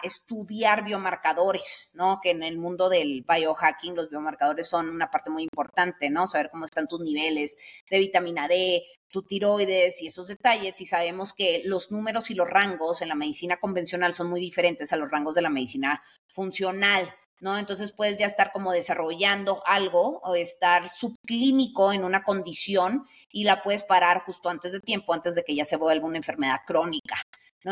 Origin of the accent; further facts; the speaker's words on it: Sonora, Mexico; yo soy de Sonora